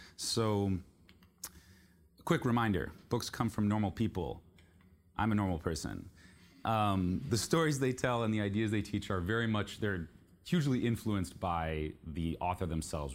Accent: Palo Alto, California, United States; moved away as an adult; also born or lived in Xi'an, China / Beijing, China; I was raised in Palo Alto in the Bay Area for middle school, high school

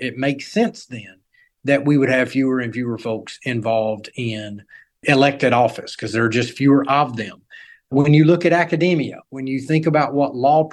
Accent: North Carolina, United States; my home state of North Carolina

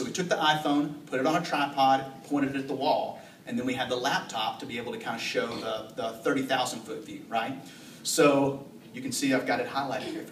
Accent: the South, United States; I'm from the South

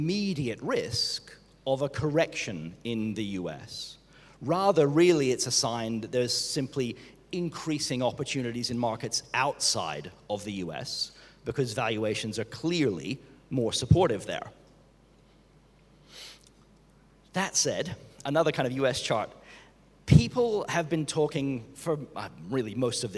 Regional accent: Australia; moved away; I'm Australian

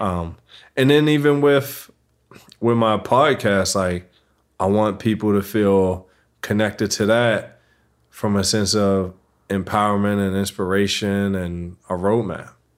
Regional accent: Baltimore, Maryland, United States; I grew up in Baltimore City

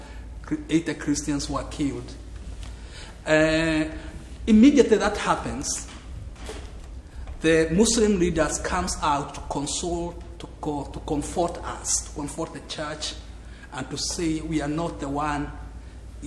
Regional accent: Kenya; I come from Kenya.

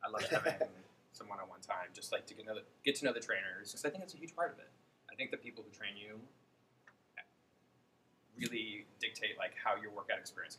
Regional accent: outside of Chicago, Illinois, United States; now in New Jersey, United States; I was born outside of Chicago. Live here with my husband, Gustavo

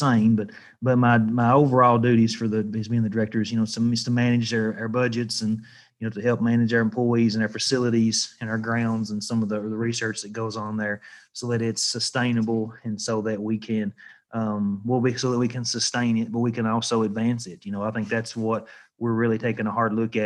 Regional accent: Jackson County, Kentucky, United States; also born or lived in Tennessee; I grew up in Jackson County, Kentucky, which is where I'm originally from.

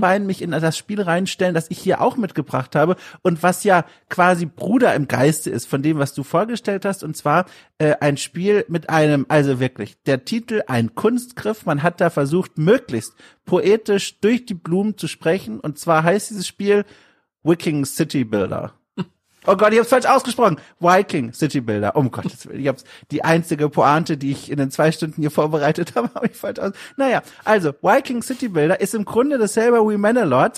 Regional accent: Southern Germany, Germany; bei mir daheim im süddeutschen Kaff

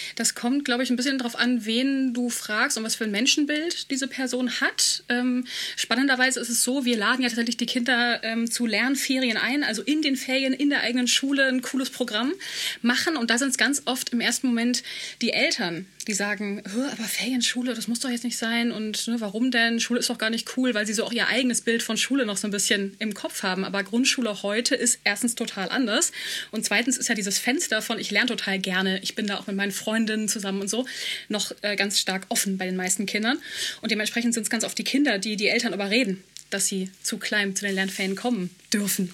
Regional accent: Germany; Ich, äh, bla bla, aus Europa, dies, das. Ah ja, Deutschland

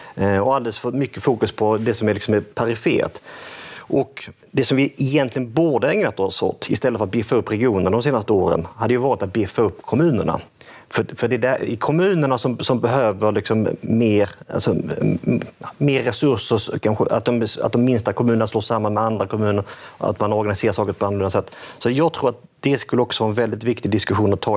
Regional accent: Skåne, Sweden; jag växte upp i Skåne

